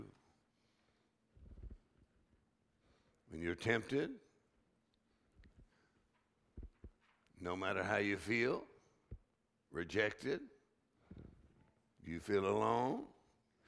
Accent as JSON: {"language": "English", "region": "South Texas", "country": "United States", "tie": "born or raised there", "said": "the way I grew up in South Texas"}